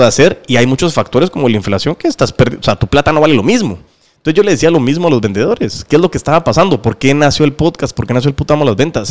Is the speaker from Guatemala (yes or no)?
yes; Guatemala; somos chapines